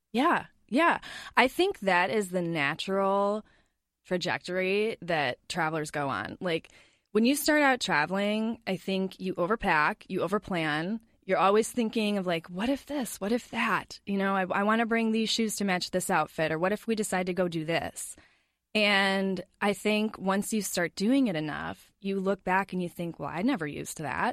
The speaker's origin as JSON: {"language": "English", "town": "La Crosse", "region": "Wisconsin", "country": "United States", "tie": "born or raised there", "also_born_or_lived": "Georgia", "moved": "as an adult", "lives_now": "Twin Cities, United States", "said": "we moved up to Wisconsin when I was about four or five years old"}